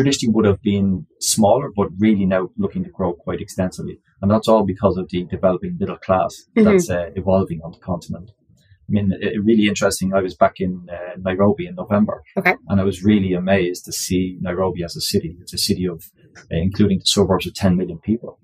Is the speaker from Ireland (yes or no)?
yes; Ireland; accent: Irish; moved away as an adult; also born or lived in Australia; I'm Irish by origin